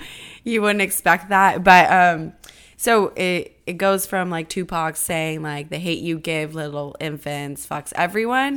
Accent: California, United States; I'm from California

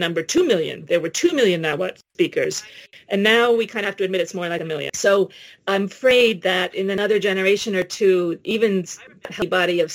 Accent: New York City, New York, United States; I grew up in New York City

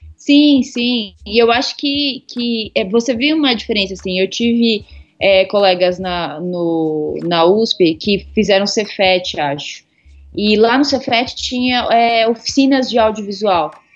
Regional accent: São Paulo, Brazil; eu sou aqui de São Paulo mesmo, né? É, originária da Zona Leste, hoje em dia eu moro no centro.

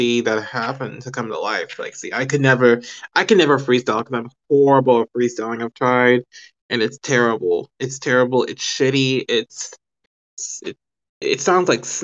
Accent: Houston, Texas, United States; I was born and raised in Houston.

